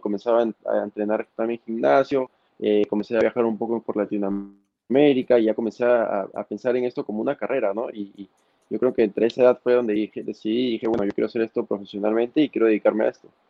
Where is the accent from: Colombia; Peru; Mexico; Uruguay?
Peru; Máncora, Piura; soy de Máncora, eh, vivo muy cerca de la playa